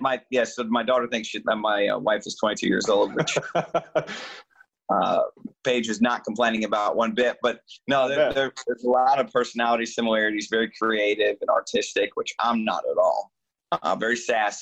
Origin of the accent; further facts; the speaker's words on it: Michigan, United States; moved away; my home state